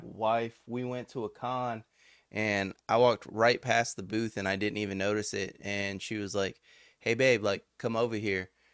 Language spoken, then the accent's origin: English; Victoria, Texas, United States; I'm from Victoria